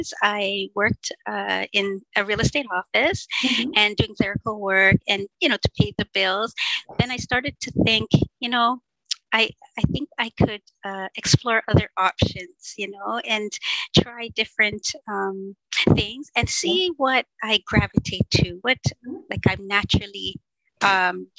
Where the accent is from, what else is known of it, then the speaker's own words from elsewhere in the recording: Ontario, Canada; I'm from Ontario, Canada